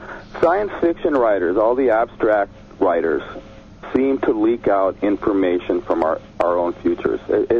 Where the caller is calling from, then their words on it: San Diego, California, United States; from San Diego.